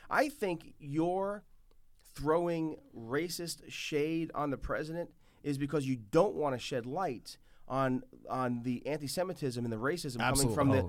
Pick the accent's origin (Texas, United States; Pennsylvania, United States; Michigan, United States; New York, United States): New York, United States; New York City; I remember growing up in the Bronx, and there were Dominican neighborhoods, there were Puerto Rican neighborhoods, sure. there were Cuban neighborhoods, Irish neighborhoods.